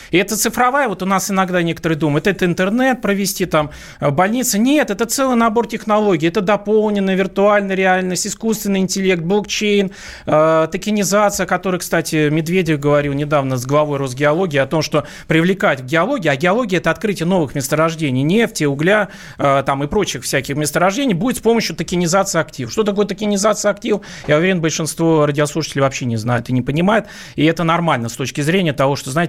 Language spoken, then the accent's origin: Russian; Saint Petersburg, Russia; ну я вообще сам из Петербурга